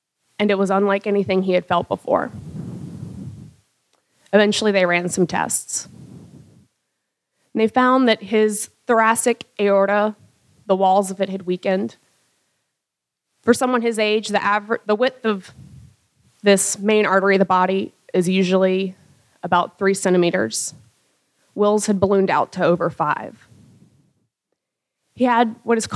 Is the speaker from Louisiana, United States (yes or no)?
yes; Louisiana, United States; I was from Louisiana and my work was in wetlands